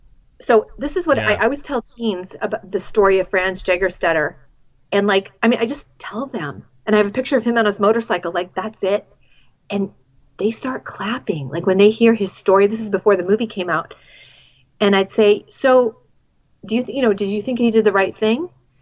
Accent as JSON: {"language": "English", "region": "New England", "country": "United States", "said": "I'm from New England, and we're, like, booky people."}